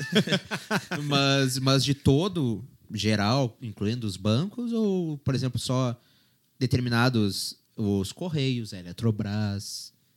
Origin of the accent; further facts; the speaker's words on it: Brazil; Eu, como brasileiro